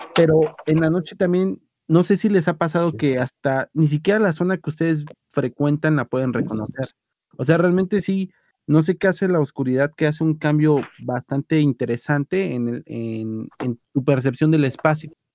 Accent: Mexico City, Mexico; como buen defeño, que soy

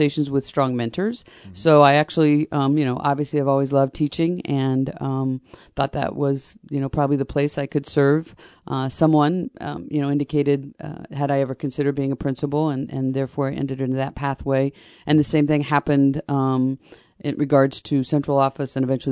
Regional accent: Paris, Illinois, United States; moved away as an adult; also born or lived in Champaign, Illinois; I grew up in Paris, Illinois, so it's about an hour away, a small farming community near the Illinois-Indiana border.

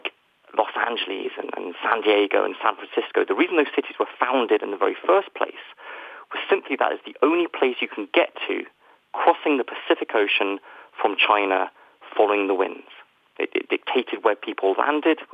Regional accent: United Kingdom; the United Kingdom, where, as you can probably tell from my accent, I am from

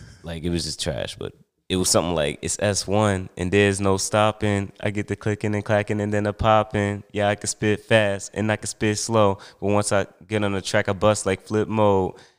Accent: Newark, New Jersey, United States; also born or lived in Montclair, New Jersey / East Orange, New Jersey; although I was born and raised in Montclair, I spent, like, most of my childhood in Newark and East Orange

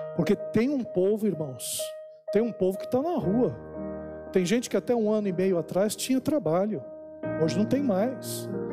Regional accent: Brazil; nós que somos brasileiros, nós temos uma identidade brasileira

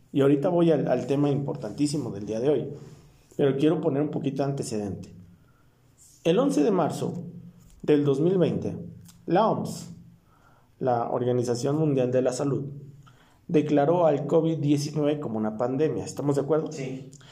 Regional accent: Mexico; nosotros como mexicanos

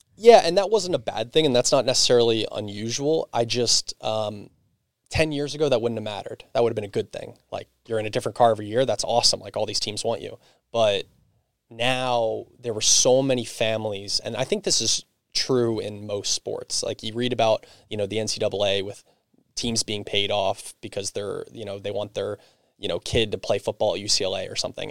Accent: Perkasie, Pennsylvania, United States; I grew up in Percocet. I went to Penn Ridge

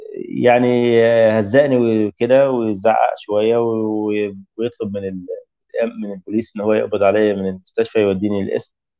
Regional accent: Egypt; moved away as an adult; now in Tunisia; ازور اهلي هنا في مصر

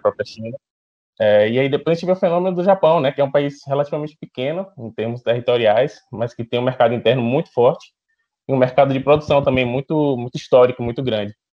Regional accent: Salvador, Bahia, Brazil; sou daqui de Salvador

